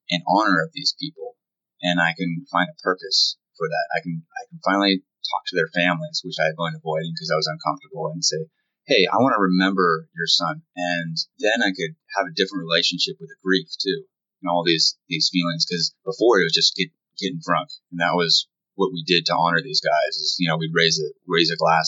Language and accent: English; Northern California, United States; I grew up in Northern California, had a pretty nice childhood